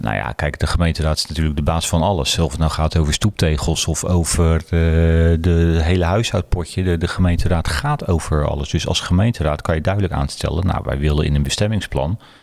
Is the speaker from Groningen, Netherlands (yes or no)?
no; Zuid, South Holland, Netherlands; now in Berkel en Rodenrijs, Netherlands; ik kom uit Zuid. Ik, ik ben eh, uiteindelijk naar Berkel toegegaan